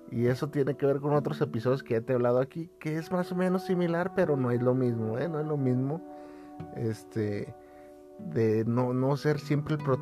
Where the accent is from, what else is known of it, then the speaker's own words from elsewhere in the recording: Guadalajara, Jalisco, Mexico; fíjate que a veces uno, los que somos de acá de Guadalajara, decimos, no, los pinches chilangos